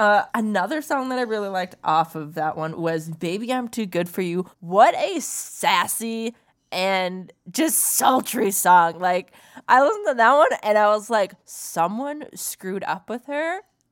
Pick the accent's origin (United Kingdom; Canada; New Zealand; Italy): Canada; Alberta; I'm from Alberta and I know it's not the Yukon, but like we have some similar things, and just feeling like the northern lights and all the dirty snow and just how it's winter still 10 months out of a year here.